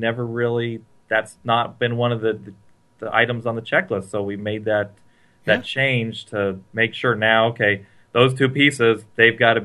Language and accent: English; Santa Cruz, California, United States; I grew up in Santa Cruz, California